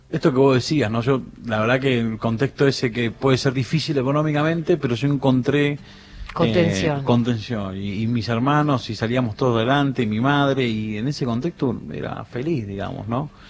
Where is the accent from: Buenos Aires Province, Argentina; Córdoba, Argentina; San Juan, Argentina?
San Juan, Argentina; O sea, una familia en San Juan, somos todos sanjuaninos, y en la época de los 80, principios de los 80, mi padre vino a buscar a la gran ciudad ese sueño de trabajo, auto, casa, felicidad, ¿no?